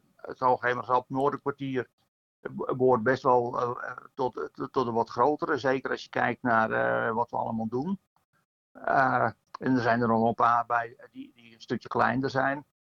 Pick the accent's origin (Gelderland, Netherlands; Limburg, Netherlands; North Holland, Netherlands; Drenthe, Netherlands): North Holland, Netherlands; a polder in the Zaan area; de polder waar ik vandaan kom, uit de polder Roosaan, Zaan